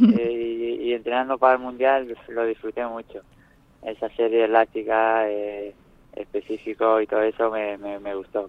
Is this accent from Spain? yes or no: yes; Nerja, Andalusia, Spain; en Nerja, mi pueblo